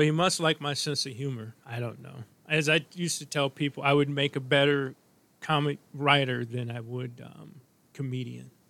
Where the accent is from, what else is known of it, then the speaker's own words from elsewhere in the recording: St. Louis, Missouri, United States; I was born in St. Louis